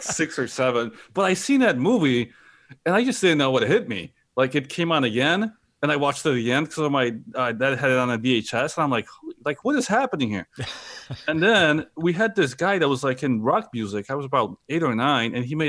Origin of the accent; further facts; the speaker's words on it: Chicago, Illinois, United States; also born or lived in Brooklyn; because, you know, growing up around Chicago and in Brooklyn, like, you know, it's just a different feel, different vibe, right?